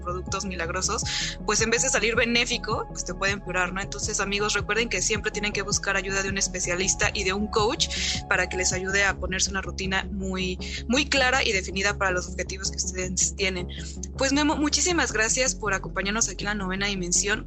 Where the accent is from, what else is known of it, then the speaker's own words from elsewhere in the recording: Mexico; todos como mexicanos